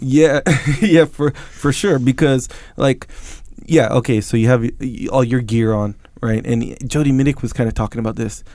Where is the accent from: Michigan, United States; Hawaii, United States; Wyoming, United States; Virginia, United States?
Hawaii, United States; Kauai; I come from Kauai, where you know everyone knows how to swim.